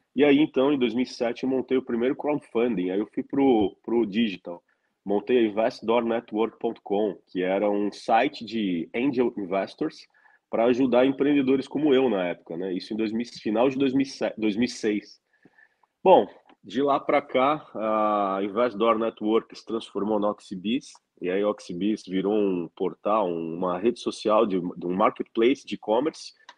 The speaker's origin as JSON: {"language": "Portuguese", "country": "Brazil", "also_born_or_lived": "California, United States", "said": "eu preferi morar fora do Brasil"}